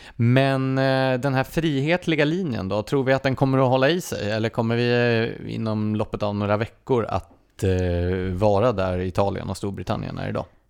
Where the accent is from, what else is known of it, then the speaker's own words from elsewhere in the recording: Gävle, Gävleborg County, Sweden; Jag är född och uppvuxen i Gävle